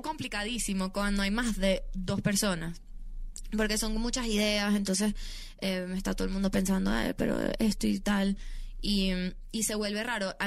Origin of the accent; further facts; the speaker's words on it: Venezuela; yo soy una humilde venezolana. De, que crecí en, en, Venezuela